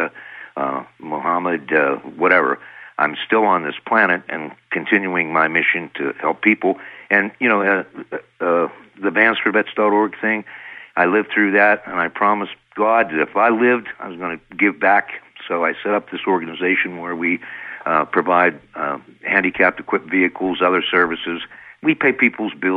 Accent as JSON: {"language": "English", "country": "United States", "said": "I'm American scientists"}